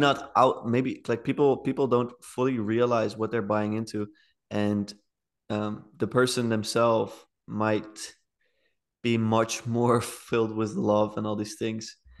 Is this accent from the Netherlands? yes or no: yes; The Hague, South Holland, Netherlands; I'm from The Hague, it's the best city.